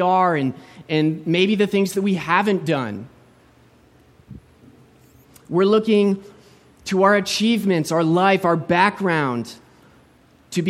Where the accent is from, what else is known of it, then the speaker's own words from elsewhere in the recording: United States; moved away as an adult; also born or lived in St. Petersburg, Florida; now in Vancouver, Canada; I was born and raised in the States